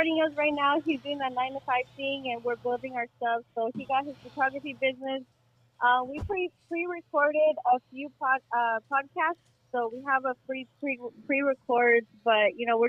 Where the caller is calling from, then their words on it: San Fernando Valley, California, United States; I'm calling from San Fernando Valley